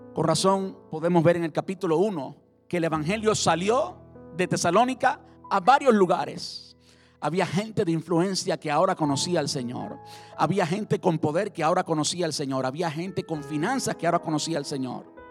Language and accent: Spanish; Cuba; Cuando yo me encuentro con un cubano y si es de mi tierra, de mi pueblo